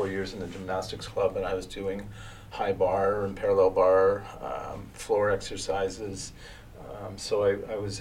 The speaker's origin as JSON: {"language": "English", "town": "Toronto", "region": "Ontario", "country": "Canada", "tie": "born or raised there", "also_born_or_lived": "Brampton", "said": "I was born and raised in Toronto with two brothers and a sister"}